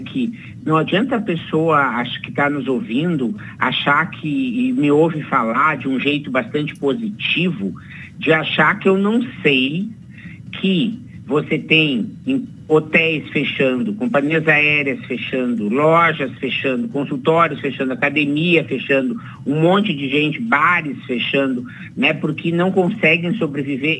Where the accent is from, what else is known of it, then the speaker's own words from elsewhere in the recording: Rio Grande do Sul, Brazil; Me entreguei que eu sou gaúcho